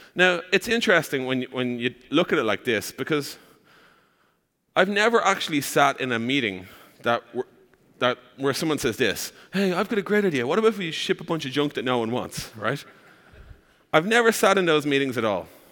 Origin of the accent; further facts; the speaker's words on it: Ireland; accent: Irish; I am from Ireland. That's the accent you're hearing.